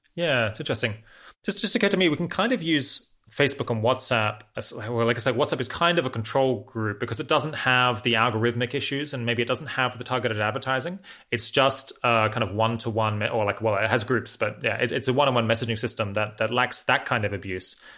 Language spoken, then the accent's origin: English; Australia; moved away; I'm originally from Australia.